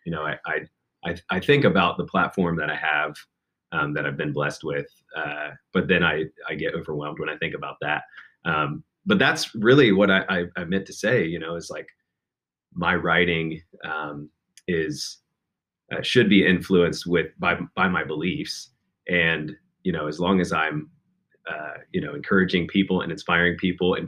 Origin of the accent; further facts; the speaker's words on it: Chillicothe, Ohio, United States; moved away; also born or lived in Lexington, Kentucky; from Chillicothe. That's my hometown